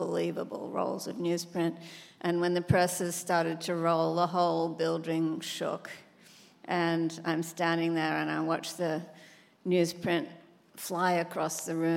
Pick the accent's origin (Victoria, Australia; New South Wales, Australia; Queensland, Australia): New South Wales, Australia; Sydney; my dad worked as a proofreader on the local paper in my hometown, Sydney, Australia.